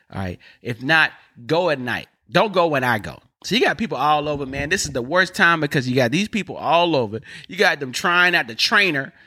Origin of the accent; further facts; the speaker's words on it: North Carolina, United States; I'm from North Carolina, all right? We, we speak different